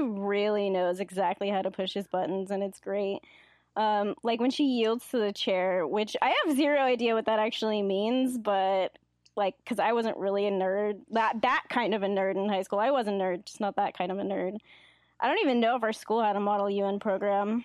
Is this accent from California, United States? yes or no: yes; Davis, California, United States; I basically was born and raised in Davis, and I live here currently